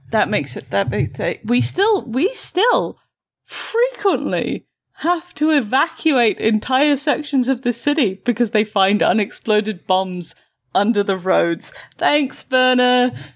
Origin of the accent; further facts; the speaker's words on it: United Kingdom; I am the best British person ever.